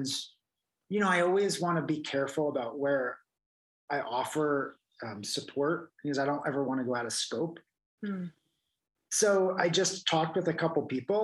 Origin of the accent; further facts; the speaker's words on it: New Jersey, United States; growing up in New Jersey